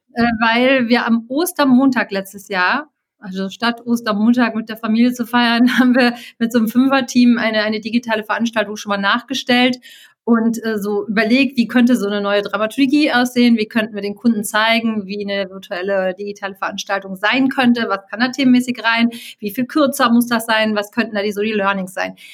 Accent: Cologne, North Rhine-Westphalia, Germany; Ich bin geborene Kölnerin

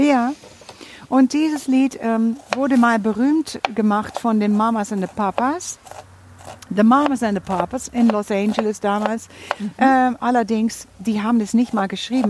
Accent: Netherlands; Aber du musst jetzt doch auch stolz auf mich sein als Holländerin

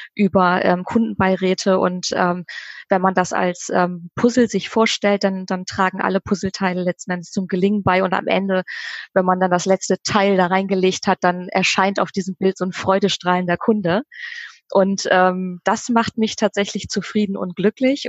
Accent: Bremen, Germany; moved away as an adult; now in Oldenburg, Germany; tatsächlich gebürtige Bremerin, bin tatsächlich Herzensbremerin immer geblieben, obwohl ich ähm, jetzt in Oldenburg wohne

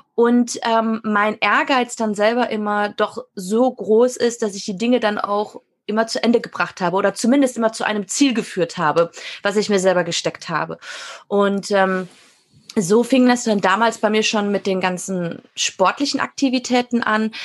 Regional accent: Münsterland, North Rhine-Westphalia, Germany; moved away; ich bin aus dem Münsterland

